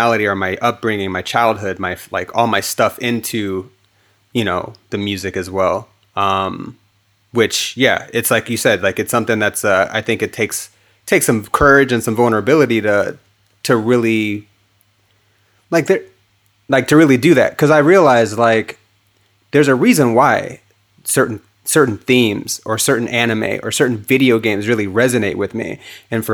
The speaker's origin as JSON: {"language": "English", "town": "Hayward", "region": "California", "country": "United States", "tie": "born or raised there", "also_born_or_lived": "Dublin, California / Pleasanton, California / Phoenix, Arizona", "said": "I'm from Northern California. Like elementary school was in Hayward, California. And then high school was in Dublin or Pleasanton, California."}